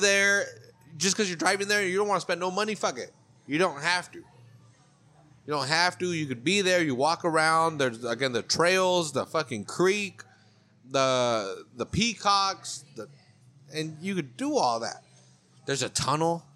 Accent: Monterey County, California, United States; I'm from Monterey County. I'm local

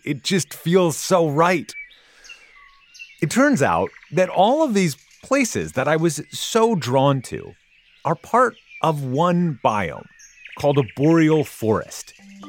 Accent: Minnesota, United States; I grew up in Minnesota, which is close to the boreal forests of Canada. My ancestry is Scandinavian.

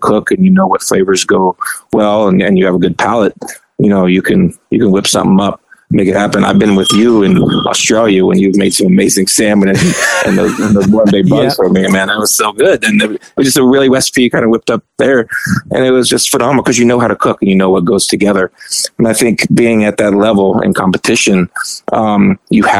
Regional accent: Arizona, United States; I'm from Arizona

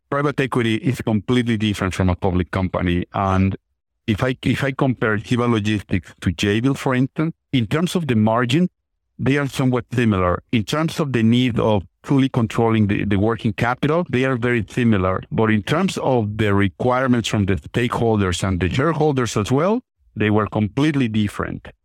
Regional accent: Mexico City, Mexico; moved away; I'm originally from Mexico, from Mexico City, very large city

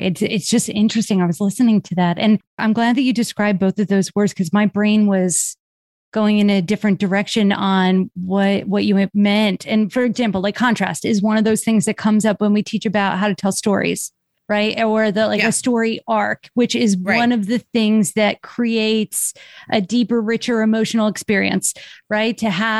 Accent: Chicago, Illinois, United States; Well, even though you're not from Jersey, we're from Chicago.

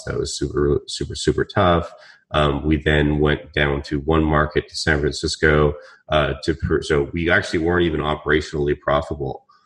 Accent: Vancouver, British Columbia, Canada; moved away; I'm Canadian from Vancouver

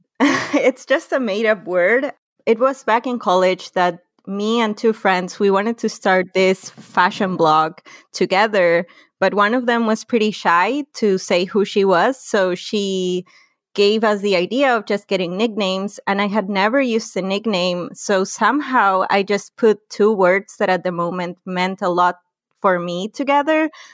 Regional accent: Lima, Peru; also born or lived in Tarapoto; I grew up in Lima, which is in the coast, and it's the capital city of Peru

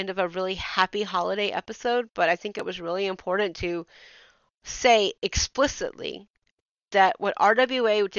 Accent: the South, United States; I'm from the South

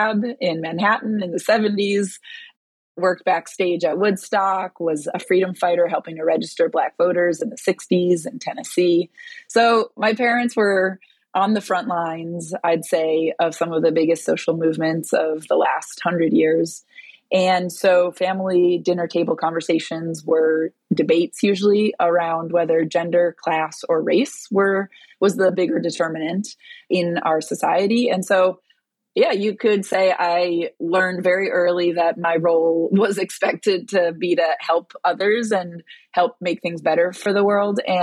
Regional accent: Brazil; I was born in Brazil

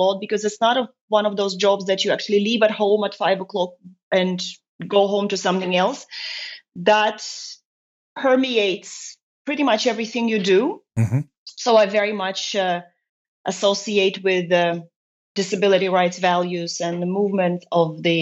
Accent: Estonia; moved away as an adult; also born or lived in United Kingdom / Luxembourg; now in Brussels, Belgium; I have lived in Estonia until I was 23

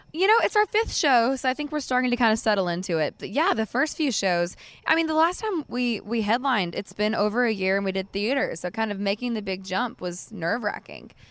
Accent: Mascot, Tennessee, United States; I lived out in Mascot, Tennessee, which is probably forty minutes from where we are right now. And I, we actually lived next door to my cousin's, so I got to grow up

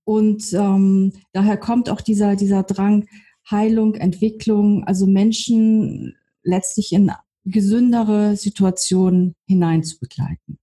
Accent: on the edge of Hamburg, Schleswig-Holstein, Germany; moved away; ich komm aus Schleswig-Holstein, also am Rand von Hamburg aufgewachsen

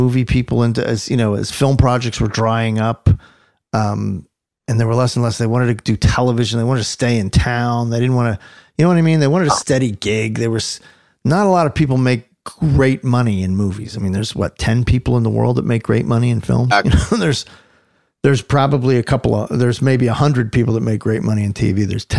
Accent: New Jersey, United States; also born or lived in Philadelphia; Born there, and then my parents moved over to South Jersey right away.

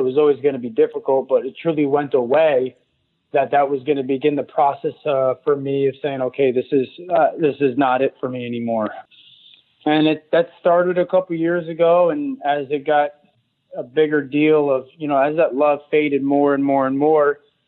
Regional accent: Connecticut, United States; growing up in Connecticut

